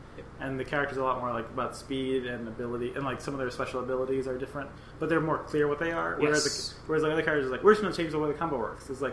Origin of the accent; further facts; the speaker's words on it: New York City, New York, United States; we were both growing up in New York